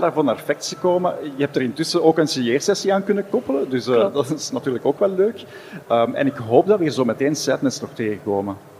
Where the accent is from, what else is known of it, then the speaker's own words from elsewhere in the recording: Flanders, Belgium; wij hier in Vlaanderen